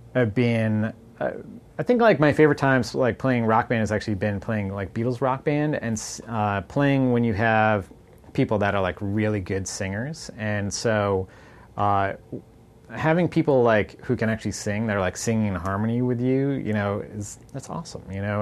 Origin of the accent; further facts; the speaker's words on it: Boston, Massachusetts, United States; growing up in Boston.